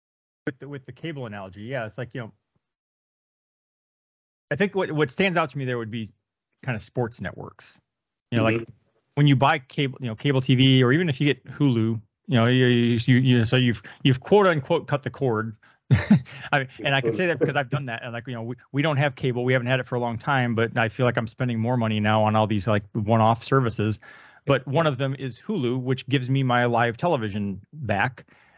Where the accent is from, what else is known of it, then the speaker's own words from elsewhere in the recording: Texas, United States; me not wanting to be identified as Texan